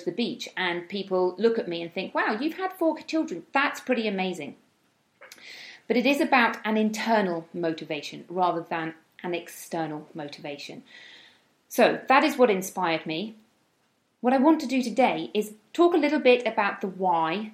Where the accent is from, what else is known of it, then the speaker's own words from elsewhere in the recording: United Kingdom; moved away as an adult; now in Spain; I am from the UK, as you may be able to tell by my accent